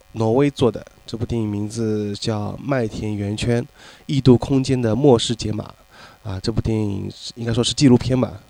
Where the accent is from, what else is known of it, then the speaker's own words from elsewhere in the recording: Shanghai, China; 因为出生，呃，从小就生活在这边了，所以可能确实是更习，呃，如果长久的话，可能更，还是更习惯于这边，而且包括还就是上海话，啊，很，很久不说的话，总觉得有点憋得慌